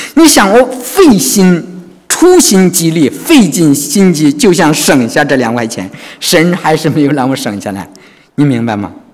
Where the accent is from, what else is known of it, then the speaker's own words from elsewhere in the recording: China; moved away as an adult; now in Sydney, Australia; 我觉得我们中国人迷信